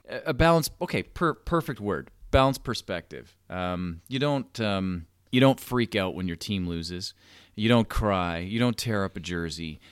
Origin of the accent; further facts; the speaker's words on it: Toronto, Ontario, Canada; you and I both are from Toronto, from the Toronto area